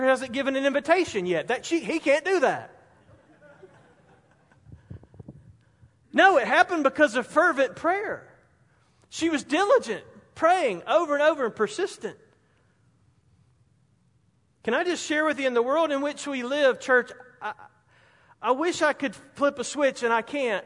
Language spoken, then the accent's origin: English; Spartanburg, South Carolina, United States; Growing up in Spartanburg